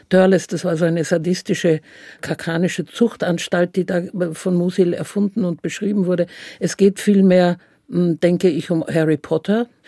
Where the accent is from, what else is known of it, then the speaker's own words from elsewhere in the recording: Vienna, Austria; Ich bin Wienerin, ich finde das immer noch sehr komisch